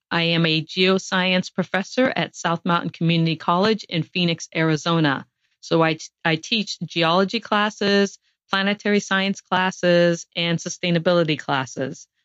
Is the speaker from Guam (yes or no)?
yes; Guam; born there